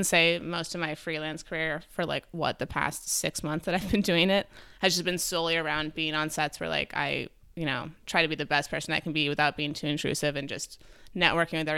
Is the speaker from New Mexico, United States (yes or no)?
yes; New Mexico, United States; also born or lived in New York City; Okay, so I was born in New York City, and then when I was two years old, my dad got a job as the executive director of the Georgia O'Keeffe Museum in New Mexico.